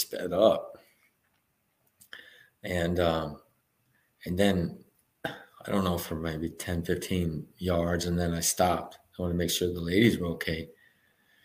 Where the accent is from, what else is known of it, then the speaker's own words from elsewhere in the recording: Texas, United States; I'm from Texas. I'm running in 90-degree weather most of the year